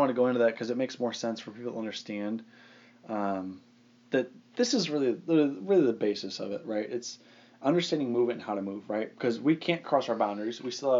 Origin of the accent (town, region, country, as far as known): Arizona, United States; born or raised there